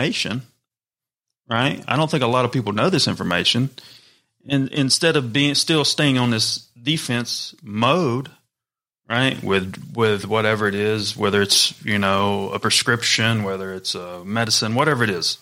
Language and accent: English; the South, United States; moved away; also born or lived in New York City / Los Angeles; I grew up in the South, small town, one stoplight